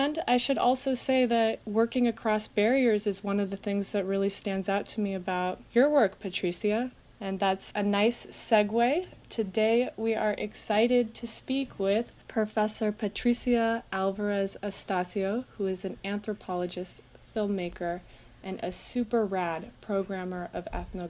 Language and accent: English; California, United States; My dad is a white man from the south in the US. My mom is Iranian from Iran. I grew up in California